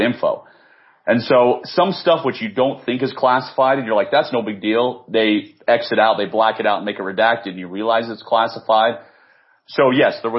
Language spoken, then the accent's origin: English; Washington, District of Columbia, United States; born and raised in the Washington, D.C. area